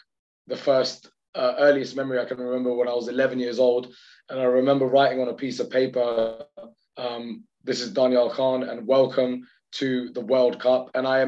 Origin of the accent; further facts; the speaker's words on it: United Kingdom; as like a British Pakistani